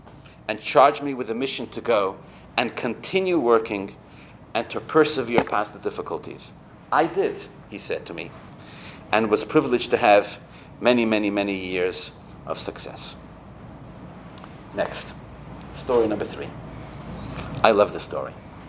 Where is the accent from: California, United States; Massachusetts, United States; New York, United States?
California, United States; Los Angeles; I'm from Los Angeles, did I mention that? In Los Angeles we say, take a royal chill pill, right?